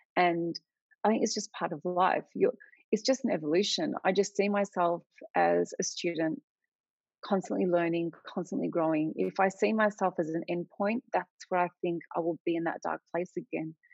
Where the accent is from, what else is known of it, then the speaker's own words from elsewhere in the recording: Australia; I'm Australian, but I have Lebanese heritage